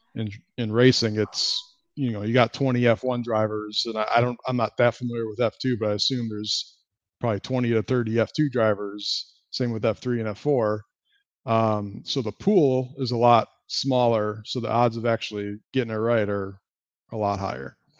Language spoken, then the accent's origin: English; Chicago, Illinois, United States; I'm a Cubs fan 'cause I grew up in Chicago